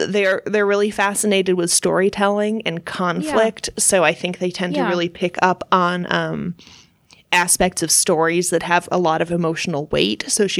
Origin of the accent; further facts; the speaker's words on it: Kansas, United States; born there; No. No, I was born in Kansas, but for many years of our long friendship, Devin thought I was born in New York